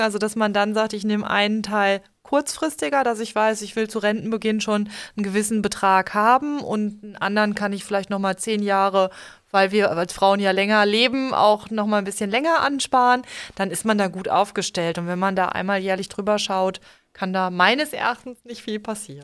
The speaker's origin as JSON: {"language": "German", "town": "Limburg an der Lahn", "region": "Hesse", "country": "Germany", "said": "ich komme ja jetzt auch aus Limburg, aus einer etwas ländlicheren Gegend"}